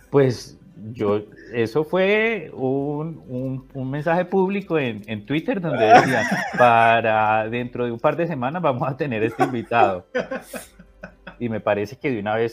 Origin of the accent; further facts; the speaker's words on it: Cali, Valle del Cauca, Colombia; entonces yo también soy caleño.